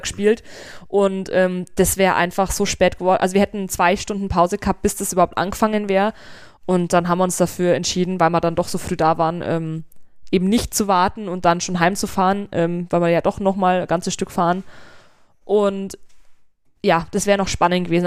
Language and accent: German; Germany; bei uns in Deutschland